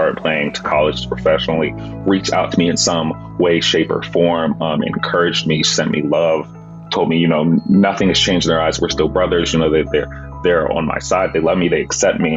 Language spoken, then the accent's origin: English; Texas, United States; growing up in Texas